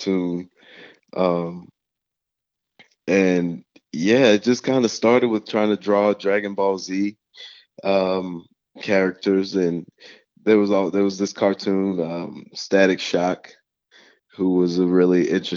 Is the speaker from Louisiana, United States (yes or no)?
yes; New Orleans, Louisiana, United States; growing up in New Orleans, it's a football town